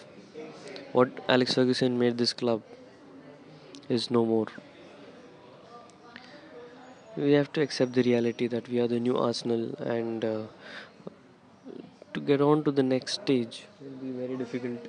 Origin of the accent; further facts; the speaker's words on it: India; I'm from India